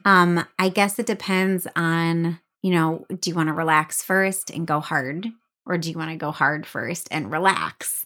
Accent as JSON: {"language": "English", "region": "Michigan", "country": "United States", "tie": "born or raised there", "said": "I grew up in Michigan"}